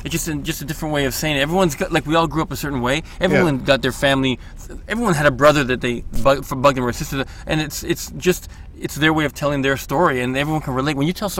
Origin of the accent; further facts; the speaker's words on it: Toronto, Ontario, Canada; I'm Italian, and Canadian. Like, even though I was born here, I got Italian roots, and we're able to keep it here.